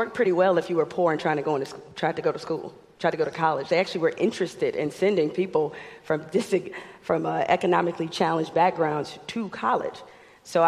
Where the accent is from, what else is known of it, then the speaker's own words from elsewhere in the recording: Detroit, Michigan, United States; growing up in Detroit